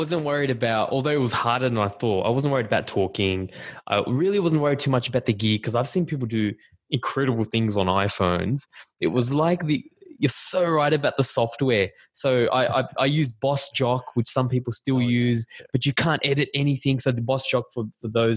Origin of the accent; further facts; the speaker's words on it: Australia; accent: Australian; my Australian accent